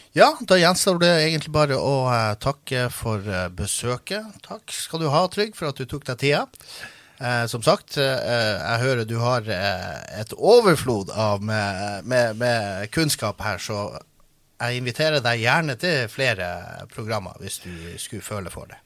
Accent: Båtsfjord, Finnmark, Norway; accent: Båtsfjord dialect; min dialekt fra, mm. fra Båtsfjord

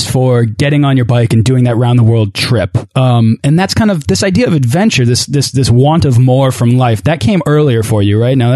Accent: England, United Kingdom; I'm an Englishman.

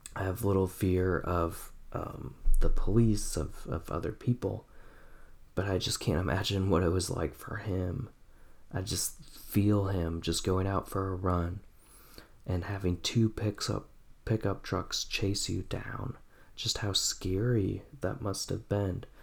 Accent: Oshkosh, Wisconsin, United States; I grew up in Wisconsin in the 90s, Farmington Road, Winnebago County, Oshkosh, Wisconsin, 95% white

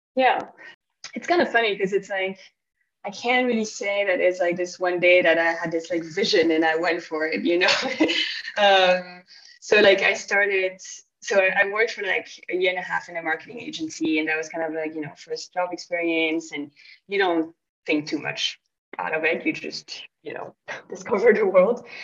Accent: Belgium; moved away as an adult; I'm from Belgium

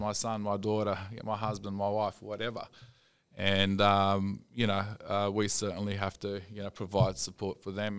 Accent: Sydney, New South Wales, Australia; I grew up in Sydney

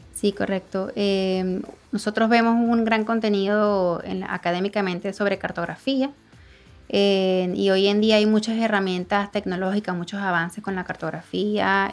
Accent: Venezuela; moved away as an adult; now in Dominican Republic; soy venezolana, pero tengo más de cuatro años aquí en República Dominicana

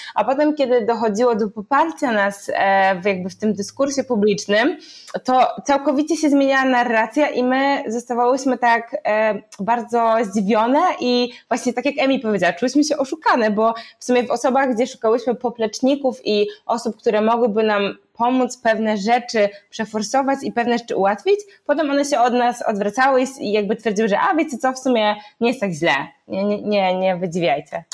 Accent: Poland; ja i dziewczyny się urodziłyśmy w Polsce

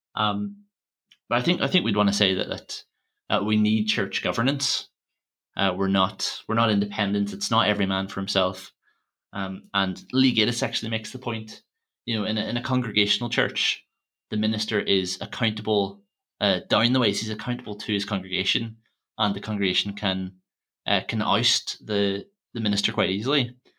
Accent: Armagh, Northern Ireland, United Kingdom; Usher was, was Archbishop of Armagh, uh, my hometown

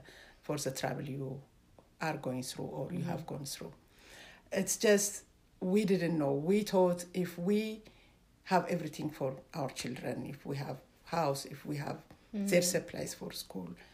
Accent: Ethiopia; now in Canada; originally I'm from Ethiopia

